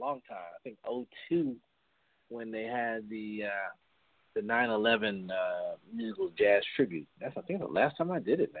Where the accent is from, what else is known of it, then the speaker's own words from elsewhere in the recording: Westchester County, New York, United States; We grew up in Westchester County, and used to go down to the city a lot